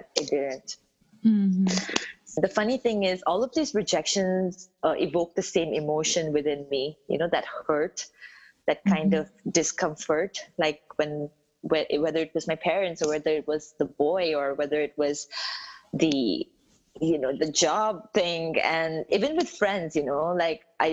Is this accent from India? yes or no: yes; South India, India; I grew up in South India, so I don't look anything like the Southern Indians